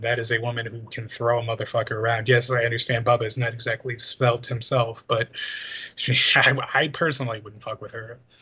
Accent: Chicago, Illinois, United States; a Chicagoan and a fan of Chicago sports

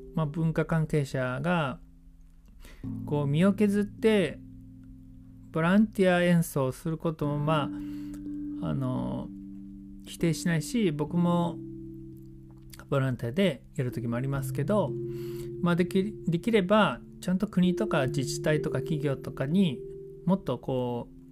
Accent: Yokohama, Kanagawa, Japan; moved away as an adult; now in Sasebo, Japan; 僕の本当の地元横浜ですけれども佐世保に移住して10年になります

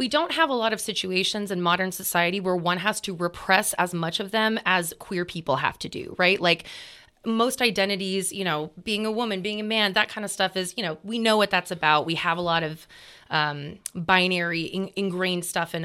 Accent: Sonoma County, California, United States; we grew up in Sonoma County

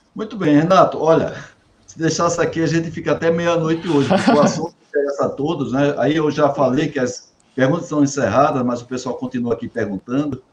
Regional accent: Campina Grande, Paraíba, Brazil; Campina Grande, Paraíba, minha terra

